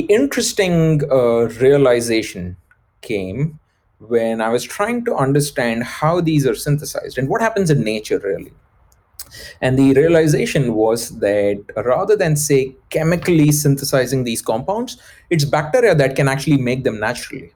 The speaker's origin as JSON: {"language": "English", "country": "India", "tie": "born or raised there", "moved": "yes", "said": "I was brought up in India"}